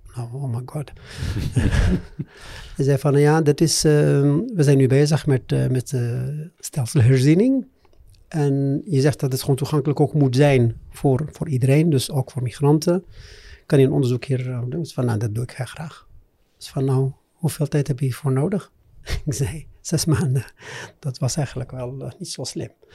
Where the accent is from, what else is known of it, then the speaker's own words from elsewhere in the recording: Morocco; Dutch is a second language; moved away as an adult; also born or lived in Amsterdam, Netherlands / Meknes, Morocco; Ik eh, ben opgegroeid in Marokko eh, en ik heb ook mijn schoolcarrière in Marokko